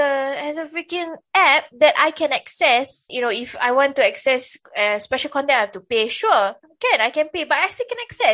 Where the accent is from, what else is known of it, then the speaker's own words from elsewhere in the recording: Singapore; Okay, as for me, I'm a Singaporean. Sure, yes, I'm a Singaporean. I'm not a Malaysian